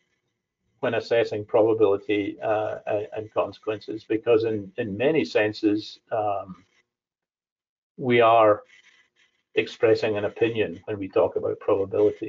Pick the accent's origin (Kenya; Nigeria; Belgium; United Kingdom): United Kingdom; Scotland; as a Scottish person